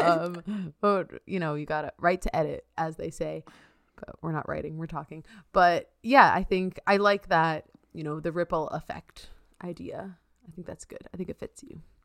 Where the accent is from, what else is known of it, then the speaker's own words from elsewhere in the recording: New York, United States; also born or lived in Massachusetts; I'm a New Yorker, New Yorker